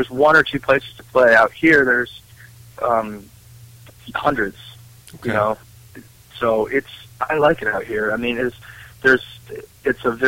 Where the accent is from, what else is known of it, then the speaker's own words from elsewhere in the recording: Western Massachusetts, United States; moved away as an adult; now in Boulder City, United States; I'm from Western Massachusetts, from country, you know, dirt roads, wide open country, not much going on.